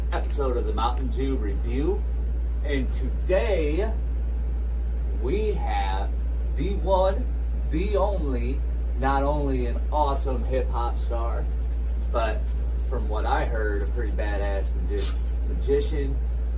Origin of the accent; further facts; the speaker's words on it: Omaha, Nebraska, United States; also born or lived in Sioux City, Iowa; I was born in Sioux City, bro, so I'm originally from Iowa. Lived there until I was about four and came to Omaha. So I'm not a native Nebraskan.